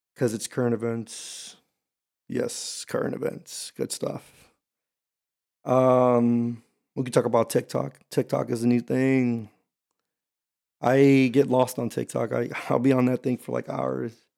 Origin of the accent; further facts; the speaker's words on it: Houston, Texas, United States; also born or lived in Camp Pendleton, California; I am from Houston, Texas, H Town, Hold It Down. Um, yeah, but, but I lived here from up until I was eighteen